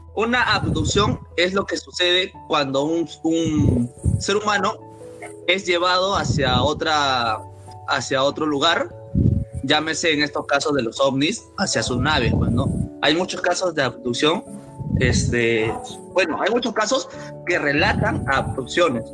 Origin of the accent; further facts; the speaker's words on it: Peru; somos de Perú